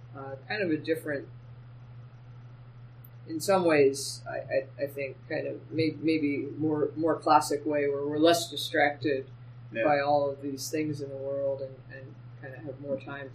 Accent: Pennsylvania, United States; also born or lived in Rhode Island / Connecticut; I grew up in a number of places. I moved from Pennsylvania to Rhode Island to Connecticut.

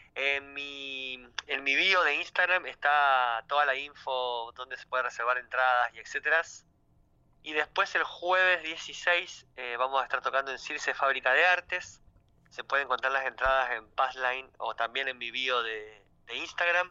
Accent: Tierra del Fuego, Argentina; yo vengo de Tierra del Fuego

